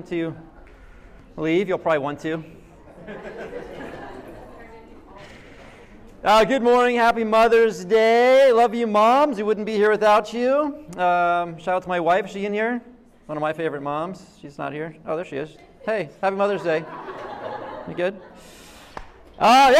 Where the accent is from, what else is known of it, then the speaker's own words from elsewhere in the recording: Jersey Shore, New Jersey, United States; I grew up on the Jersey Shore